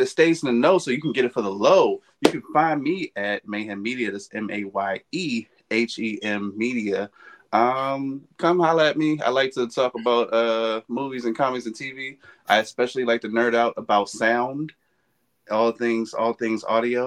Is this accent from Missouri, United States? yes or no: no; Baltimore, Maryland, United States; I'm from Baltimore